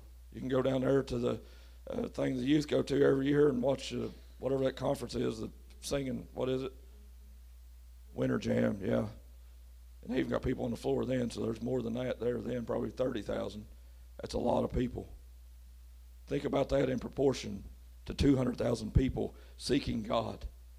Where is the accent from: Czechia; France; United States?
United States; Lewis County, Kentucky; We're from Lewis County.